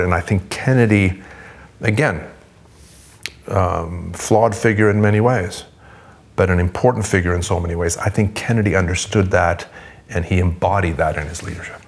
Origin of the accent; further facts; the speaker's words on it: Sweden; now in United States; I'm originally from Sweden, but I'm now, um, the United States is my adopted country.